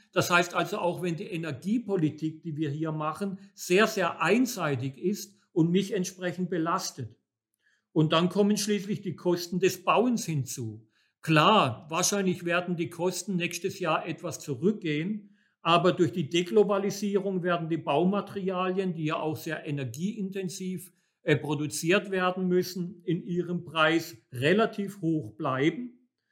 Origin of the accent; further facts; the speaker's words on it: Germany; bei uns in Deutschland